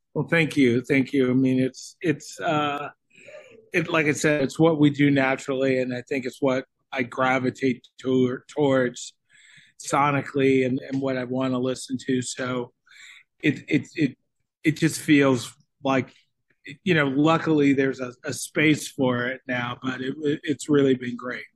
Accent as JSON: {"language": "English", "region": "Florida", "country": "United States", "moved": "yes", "lives_now": "Nashville, United States", "said": "we're from Florida, and now we're based in Nashville, Tennessee."}